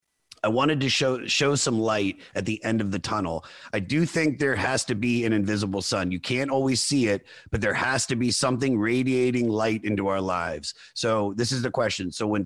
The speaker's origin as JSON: {"language": "English", "town": "Germantown", "region": "Maryland", "country": "United States", "tie": "born or raised there", "said": "So I was born in the Washington, D.C. area in Montgomery County, Maryland, in a city called Germantown."}